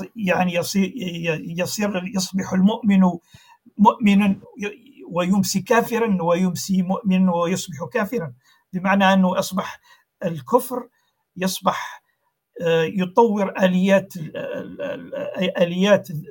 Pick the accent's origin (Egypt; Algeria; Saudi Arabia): Algeria; عندنا في الجزائر